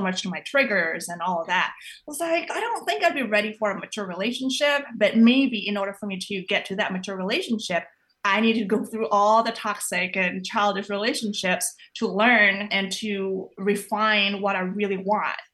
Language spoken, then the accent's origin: English; Indonesia; moved away; I grew up in Indonesia